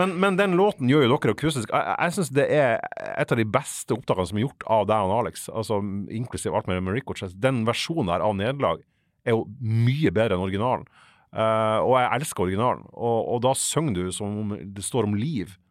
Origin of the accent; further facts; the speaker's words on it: Fauske, Nordland, Norway; Fauske, der jeg er fra